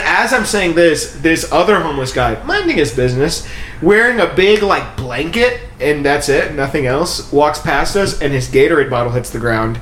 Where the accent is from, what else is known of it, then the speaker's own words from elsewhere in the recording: India; I'm from India